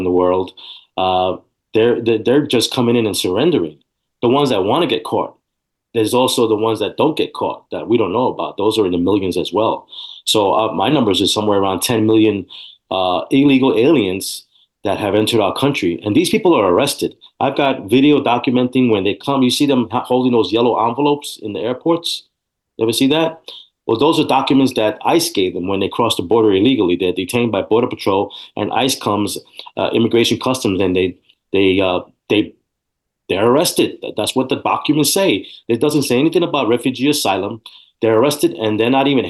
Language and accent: English; New York City, New York, United States; moved away as an adult; also born or lived in Texas; now in San Antonio, United States; I was born and raised in New York City